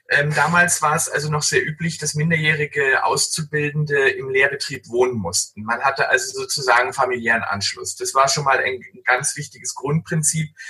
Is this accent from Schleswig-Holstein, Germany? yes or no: yes; Schleswig-Holstein, Germany; Ich komme ähm, aus dem hanseatischen Umfeld. Ich bin da geboren in Schleswig-Holstein und auch aufgewachsen